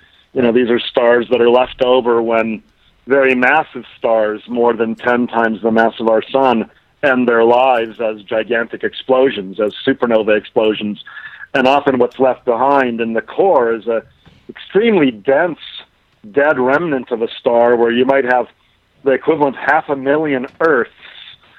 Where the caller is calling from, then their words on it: Aspen, Colorado, United States; I'm actually in Aspen, Colorado.